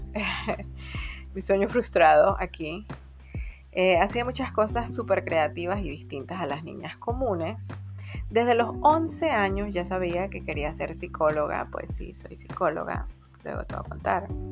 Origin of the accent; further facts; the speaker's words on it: San Antonio de los Altos, Miranda, Venezuela; moved away as an adult; also born or lived in Caracas, Venezuela; now in Panama; Nací en Caracas, Venezuela, una hermosa ciudad. Y luego de mis primeros cinco meses de vida nos fuimos a vivir a las afueras de Caracas, un pueblito hermoso llamado San Antonio de los Altos.